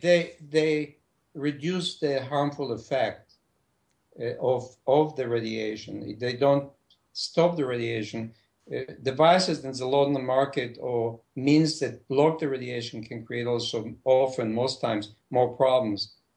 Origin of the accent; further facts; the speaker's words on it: Israel; moved away as an adult; also born or lived in Jerusalem; now in United States; I'm, I'm originally from Israel.